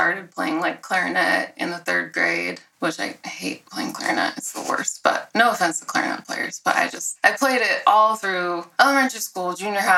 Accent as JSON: {"language": "English", "town": "Orem", "region": "Utah", "country": "United States", "tie": "born or raised there", "also_born_or_lived": "Richfield, Utah / Provo, Utah", "said": "I was born in Orem here, this is Provo, but close to here. I've lived in Utah my whole life"}